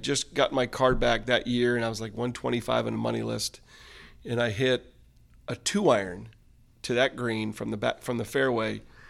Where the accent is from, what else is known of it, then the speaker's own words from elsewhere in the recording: United States; even though I was American, because here he is in South Africa